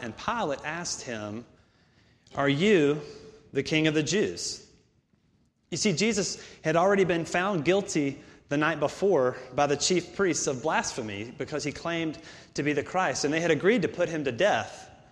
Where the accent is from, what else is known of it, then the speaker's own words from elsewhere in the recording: Augusta, Georgia, United States; moved away; I'm from Augusta, about two hours away from here